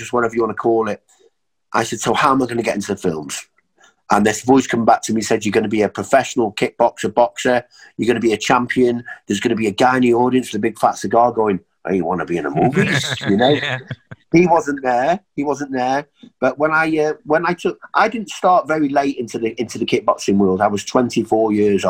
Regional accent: Rhyl, Wales, United Kingdom; also born or lived in St Asaph / Prestatyn; Back in Sunny Rhyl. So I've been in Sunny Rhyl for a long time now.

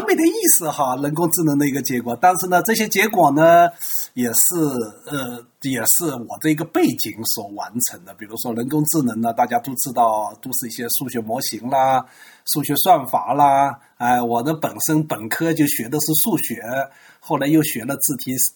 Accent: China; 作为一个中国人肯定要研究汉字

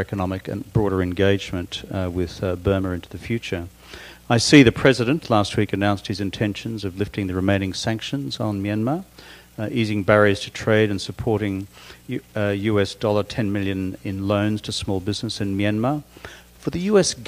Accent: Australia; now in United States; I'm Australian

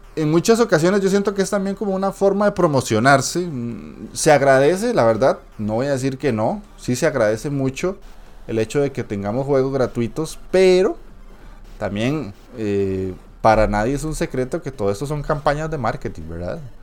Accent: Costa Rica; yo soy de Costa Rica

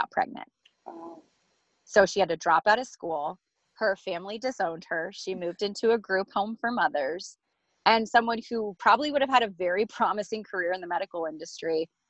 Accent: United States; I love being an American

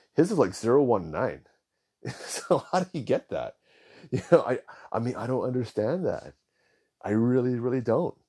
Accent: Hawaii, United States; I was born in Hawaii, nineteen seventy-seven. My parents were born in Hawaii

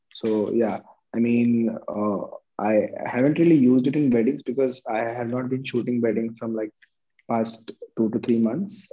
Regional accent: India; my hometown Chittorgarh

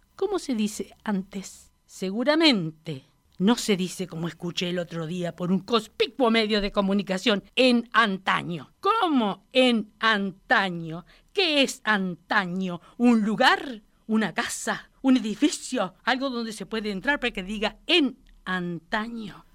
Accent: Florida, Uruguay; also born or lived in Castillos, Rocha, Uruguay; me crié en Florida, en realidad, 25 ah. años

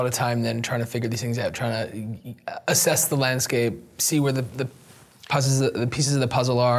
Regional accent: Canada; Why should I be excited as a Canadian if I'm, you know, in my early 20s?

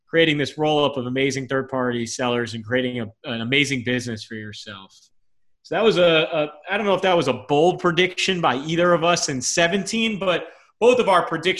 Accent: South Florida, United States; we're both from South Florida

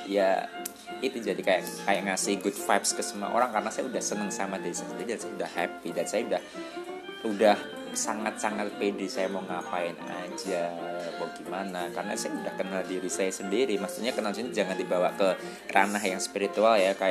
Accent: Bali, Indonesia; saya juga dari kecil kan udah di Bali

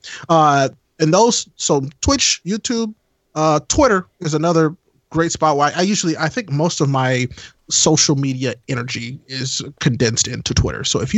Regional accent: Midwest, United States; Midwesterner, I'm still having internet problems.

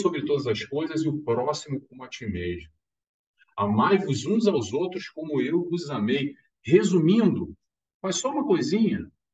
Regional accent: Rio de Janeiro, Brazil; now in Madeira, Portugal; eu sou carioca

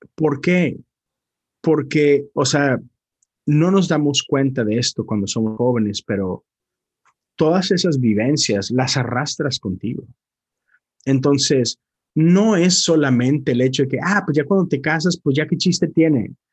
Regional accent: Monterrey, Nuevo León, Mexico; moved away; yo soy de Monterrey

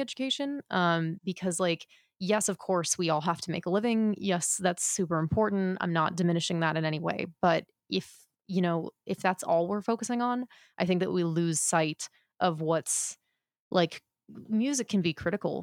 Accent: United States

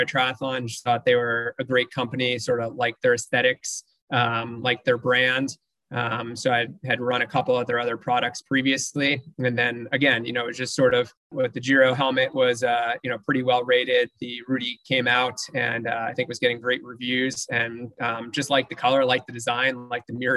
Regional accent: New Jersey, United States; also born or lived in Los Angeles, United States / Nashville, United States; now in Houston, United States; growing up in New Jersey, moving out

